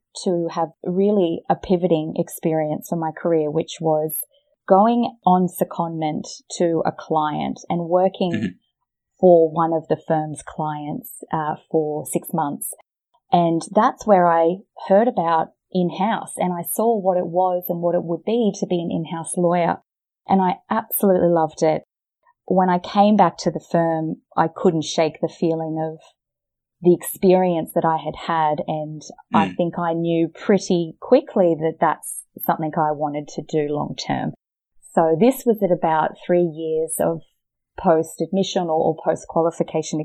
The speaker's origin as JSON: {"language": "English", "country": "Australia", "accent": "Australian", "said": "I started as a private practice lawyer in Australia, as you can probably hear from my accent."}